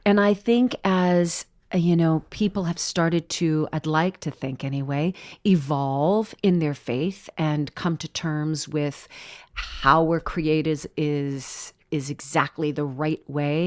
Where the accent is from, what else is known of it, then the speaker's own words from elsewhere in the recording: Orange County, California, United States; moved away as an adult; I grew up in Orange County, California